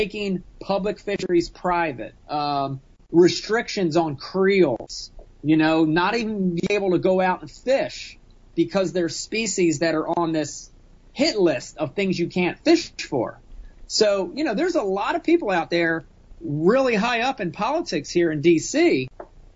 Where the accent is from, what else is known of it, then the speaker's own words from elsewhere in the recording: Runnemede, New Jersey, United States; growing up in Runnymede with a bunch of derelicts